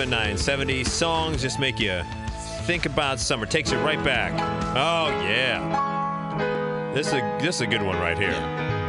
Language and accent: English; Illinois, United States; let me ask you this one, since we both grew up around, you grew up in Chicago, I grew up around Chicago, Lakeshore Drive.